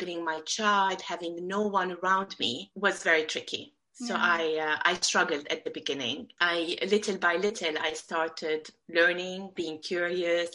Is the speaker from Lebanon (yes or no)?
yes; Beirut, Beirut Governorate, Lebanon; moved away as an adult; also born or lived in Abu Dhabi, United Arab Emirates; now in London, United Kingdom; I grew up in Beirut. It's the capital of Lebanon